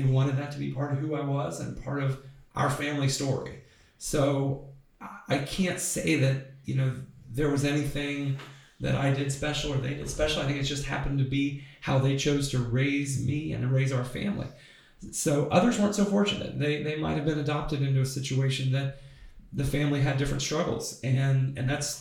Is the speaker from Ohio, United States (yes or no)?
yes; Reynoldsburg, Ohio, United States; Loved growing up in Reynoldsburg